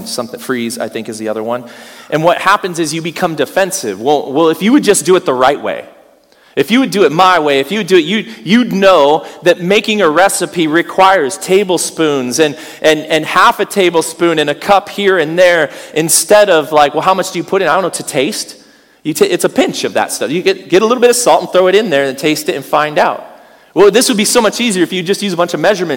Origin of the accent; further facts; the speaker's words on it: United States; As an American